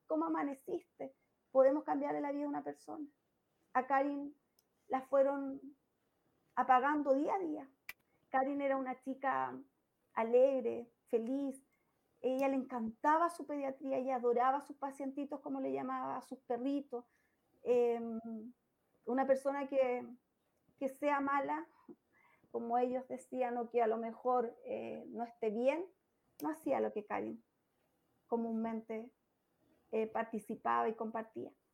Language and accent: Spanish; Chillán, Ñuble, Chile; en mi ciudad natal